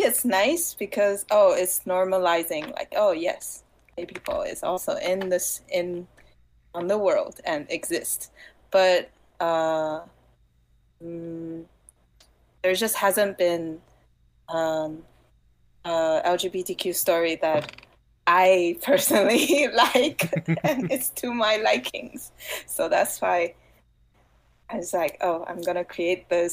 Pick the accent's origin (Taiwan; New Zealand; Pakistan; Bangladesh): Taiwan; English is a second language; moved away as an adult; now in United States; I come from Taiwan